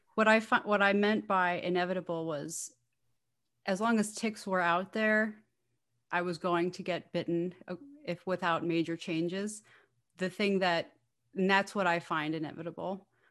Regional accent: New Rochelle, New York, United States; I grew up in New Rochelle, New York. I primarily live in New York City, and I am currently back in New Rochelle, New York with my parents for the time

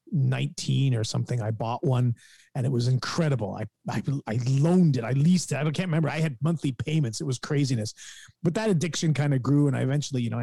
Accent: Guelph, Ontario, Canada; here in my hometown of Guelph

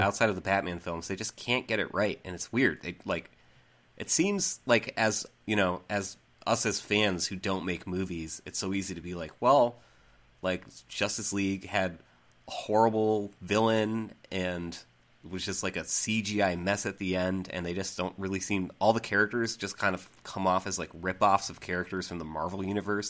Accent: Central Massachusetts, United States; moved away; I'm actually from Central Mass

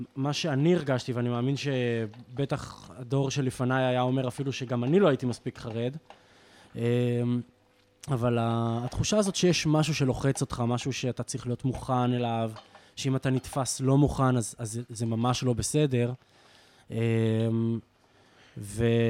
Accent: Jezreel Valley, Northern District, Israel; moved away as an adult; also born or lived in London / Berlin; אנחנו מגיעים מעמק יזרעאל, אנחנו מחוברים העניין הזה של הגליל התחתון

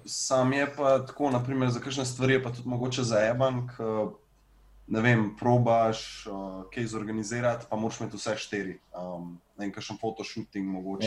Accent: Ljubljana, Central Slovenia, Slovenia; ne vem, če sem kdaj preselil drugam. Uh, ven eh, iz Bežigrada

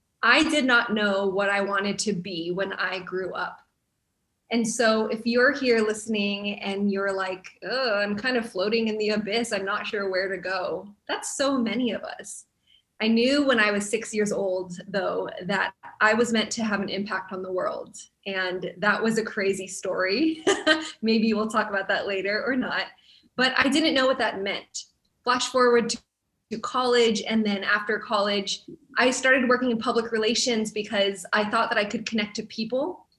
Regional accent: United States; a Filipino American growing up in the church family

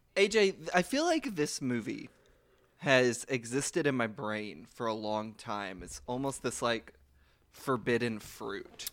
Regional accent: Louisville, Kentucky, United States; I'm from Kentucky

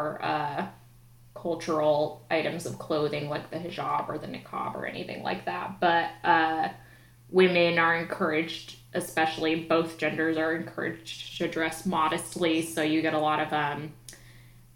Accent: Utah, United States; moved away as an adult; now in New York, United States; I grew up in Utah

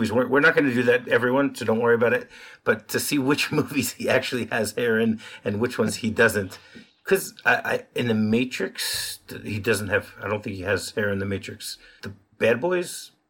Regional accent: Detroit, Michigan, United States; I know in Detroit where I grew up

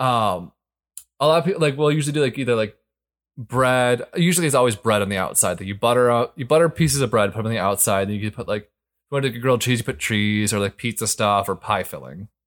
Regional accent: Michigan, United States; growing up in Michigan

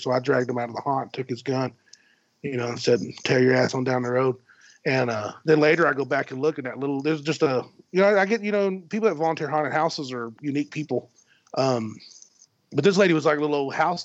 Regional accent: West Texas, United States; I'm from West Texas

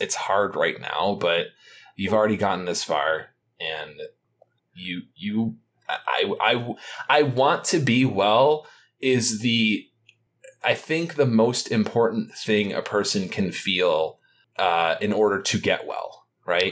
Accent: Detroit, Michigan, United States; I'm from the Detroit area

